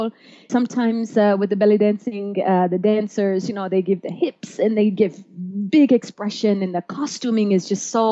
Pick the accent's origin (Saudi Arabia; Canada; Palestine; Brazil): Saudi Arabia; Jeddah, Makkah Province; English is a second language; moved away as an adult; also born or lived in Florida; now in Denver, United States; I'm originally from Jeddah.